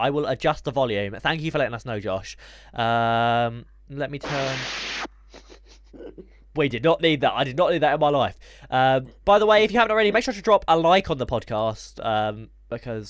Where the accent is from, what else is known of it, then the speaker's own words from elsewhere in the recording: United Kingdom; We are British. We are from the United of Kingdom.